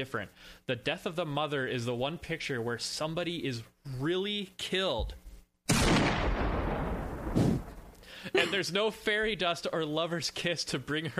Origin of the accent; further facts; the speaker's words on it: South Texas, United States; I grew up in South Texas. We eat deer